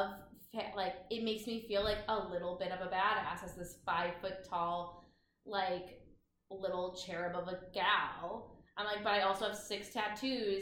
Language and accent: English; Midwest, United States; born or raised there; moved away as an adult; now in New York City, United States